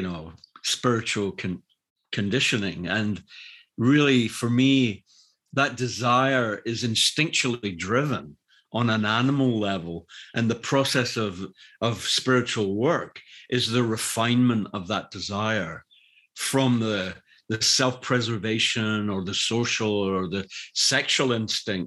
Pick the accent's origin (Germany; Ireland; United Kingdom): United Kingdom; Glasgow, Scotland; moved away; I grew up in Glasgow, which is an industrial city